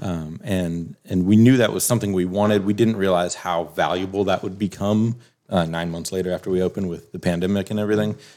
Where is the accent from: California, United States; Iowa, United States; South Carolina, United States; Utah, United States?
South Carolina, United States; moved away as an adult; also born or lived in Wisconsin; my, my family was from Ohio, hers was from Florida. You know, we grew up in South Carolina